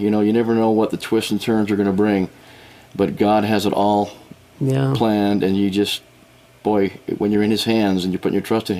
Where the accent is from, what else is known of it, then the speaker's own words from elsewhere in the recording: Salt Lake City, Utah, United States; moved away; also born or lived in Louisiana / Washington; Born and raised in Salt Lake City, pioneer heritage on both sides of my family. My great-great-grandfather was part of the Mormon Battalion.